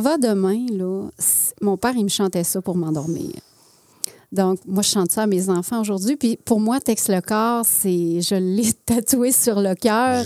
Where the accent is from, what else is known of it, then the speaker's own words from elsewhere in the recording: Alma, Quebec, Canada; moved away; also born or lived in Jonquière; je suis née à Jonquière. OK. OK. Et par la suite, on est déménagé à Alma. Ah. Donc, euh, j'ai, je dis toujours, moi, je viens du Saguenay, Lac-Saint-Jean, parce que je suis née au Saguenay. Puis j'ai fait mon adolescence au Lac-Saint-Jean.